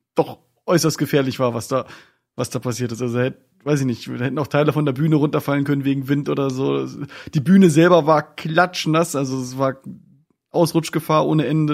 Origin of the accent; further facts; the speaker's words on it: Northern Germany, Germany; wir als Norddeutsche